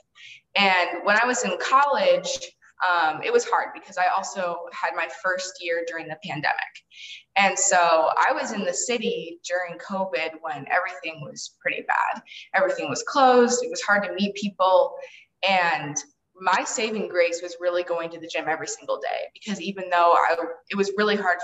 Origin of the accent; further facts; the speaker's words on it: Illinois, United States; my hometown is Illinois, and I grew up in a really small town.